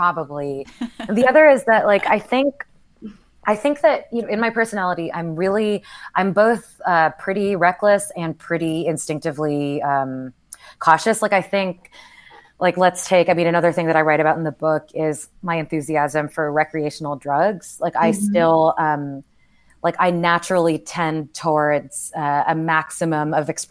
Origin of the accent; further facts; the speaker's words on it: Houston, Texas, United States; moved away; growing up in Houston